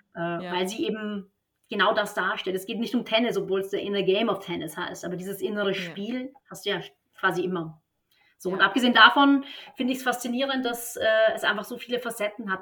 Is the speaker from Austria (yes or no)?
yes; Vienna, Austria; moved away as an adult; also born or lived in Stuttgart; now in Berlin, Germany; Ich bin in Wien geboren und auch aufgewachsen, aber seit 2007, also schon eine ganze, ganze Weile in Deutschland.